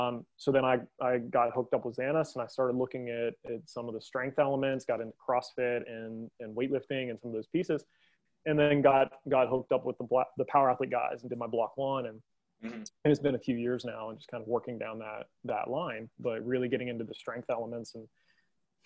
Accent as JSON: {"language": "English", "region": "West Virginia", "country": "United States", "said": "I'm from West Virginia, as you are, and I'm very proud of our state"}